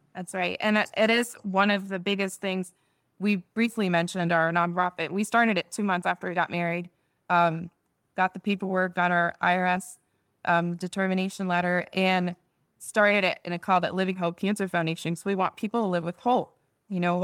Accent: Netherlands; moved away; I was born there in the Netherlands

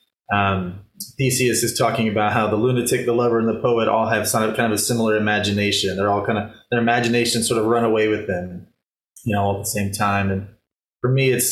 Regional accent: Nacogdoches, Texas, United States; also born or lived in Houston; I was born in Houston, but I grew up most of my childhood and adolescence outside Nacogdoches, which is about 2 hours north of Houston

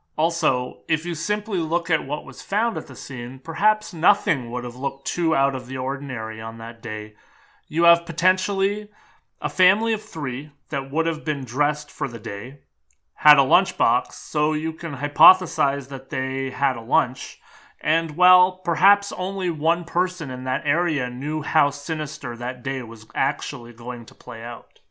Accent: Canada; being a Canadian

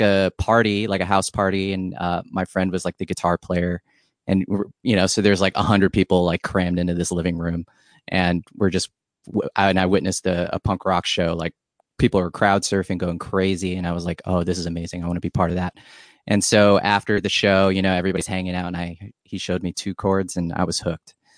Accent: San Diego, California, United States; also born or lived in Hawaii; I'm from Hawaii, and then I grew up in San Diego

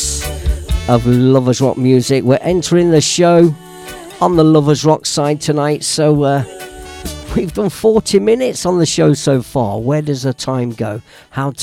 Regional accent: Leicester, East Midlands, United Kingdom; Long standing DJ in my hometown of Leicester

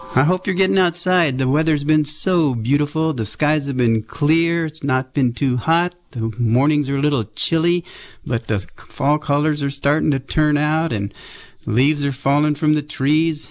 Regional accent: Berkeley, California, United States; growing up in West Berkeley

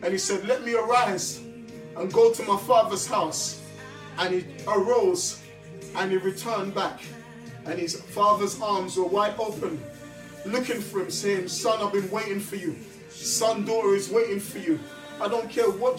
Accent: London, United Kingdom; I grew up in South London.

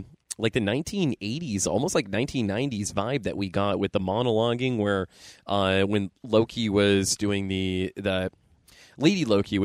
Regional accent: Erie, Pennsylvania, United States; I'm from Erie, PA.

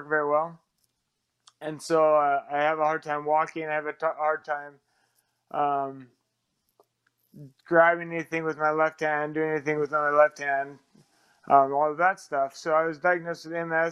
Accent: Seattle, Washington, United States; moved away; also born or lived in Arizona / Utah; I'm originally from Seattle, but then I went to high school in Arizona

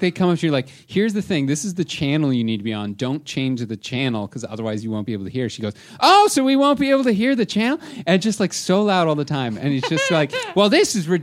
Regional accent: Toronto, Ontario, Canada; we're from Toronto.

